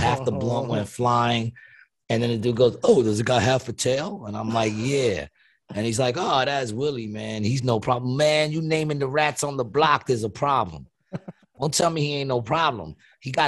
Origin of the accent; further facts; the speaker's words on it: New York, United States; moved away; I'm from New York